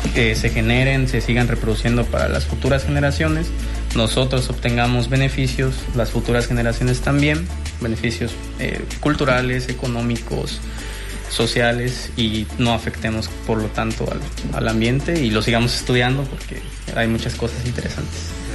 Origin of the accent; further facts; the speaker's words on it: Puerto Morelos, Quintana Roo, Mexico; now in Cozumel, Mexico; yo soy de Puerto Morelos